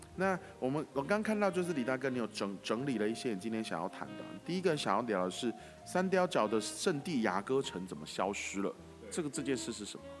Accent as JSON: {"language": "Chinese", "country": "Taiwan", "said": "我们好像台湾人明明我们四面环海"}